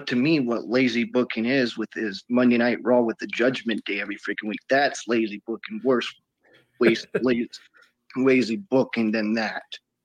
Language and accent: English; Colorado, United States; now in Kansas, United States; No, I'm in Kansas. I put it Colorado because I missed my hometown.